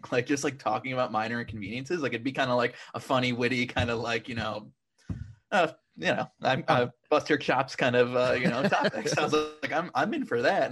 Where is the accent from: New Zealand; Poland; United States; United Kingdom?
United States; Niagara Falls, New York; moved away as an adult; also born or lived in Oswego, New York / Syracuse, New York / Buffalo, New York; now in Astoria, Queens, United States; I grew up in Niagara Falls, New York.